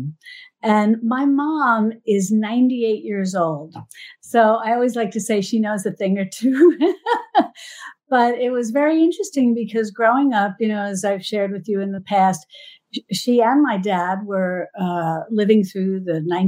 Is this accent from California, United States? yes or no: no; New York, United States; I'm from New York